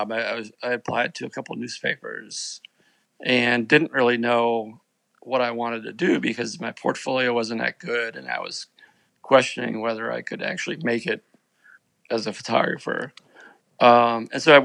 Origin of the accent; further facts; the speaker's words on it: New Bedford, Massachusetts, United States; moved away as an adult; also born or lived in Manhattan, Kansas; I was doing occasional assignments for my hometown newspaper, the New Bedford Standard Times